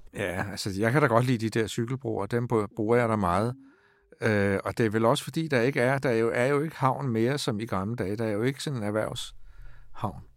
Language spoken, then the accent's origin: Danish; Stevns, Zealand, Denmark; now in Copenhagen, Denmark; jeg er vokset op på Stævns